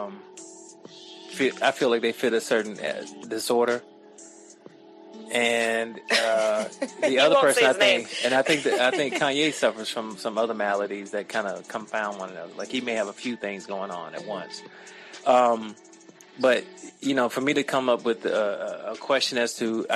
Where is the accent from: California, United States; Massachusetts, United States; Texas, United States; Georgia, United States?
Georgia, United States; I'm from Georgia.